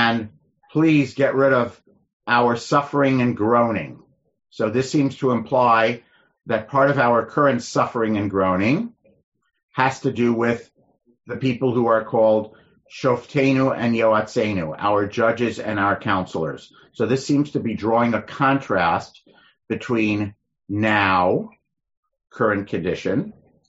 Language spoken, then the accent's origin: English; United States; we're American Jews who are comfortable in America